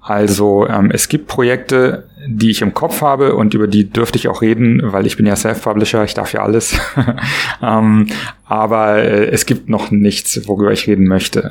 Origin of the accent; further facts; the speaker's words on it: Berlin, Germany; Ich komme aus Berlin, bin 44 Jahre alt